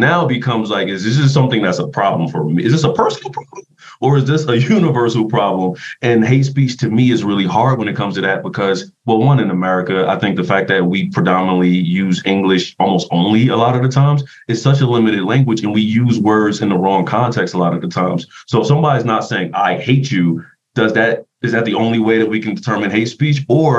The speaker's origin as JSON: {"language": "English", "region": "East Coast", "country": "United States", "said": "One, because I'm from the East Coast."}